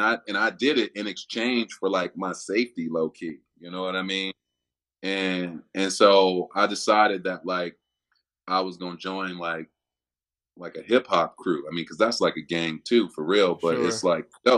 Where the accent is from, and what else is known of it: Chicago, Illinois, United States; born or raised there; moved away as an adult; also born or lived in Miami; now in Cincinnati, United States